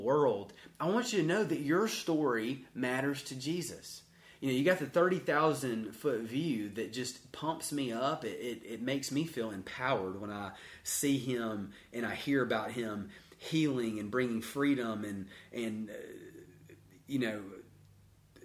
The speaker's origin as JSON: {"language": "English", "town": "Duncanville", "region": "Texas", "country": "United States", "said": "I'm from Duncanville"}